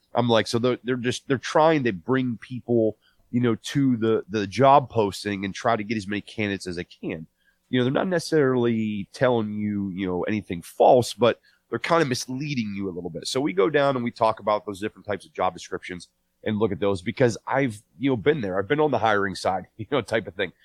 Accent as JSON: {"language": "English", "region": "Northeast Ohio", "country": "United States", "tie": "born or raised there", "said": "I was born and raised in Northeast Ohio"}